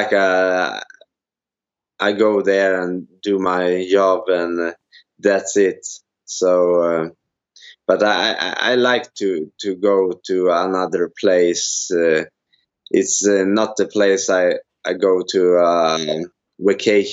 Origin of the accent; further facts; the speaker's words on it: Umeå, Västerbotten County, Sweden; English is a second language; I live in Umeå. It's the north of Sweden. My team, the name of my team is Renji Fight Camp, and my head coach is Thor Truang, and David Hegström, and a lot of guys. And I do my most time in my hometown